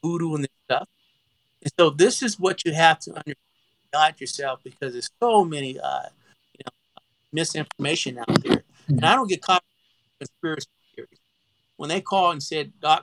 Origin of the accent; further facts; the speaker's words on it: Oakdale, Louisiana, United States; I'm from the country. I'm from Oakdale, Louisiana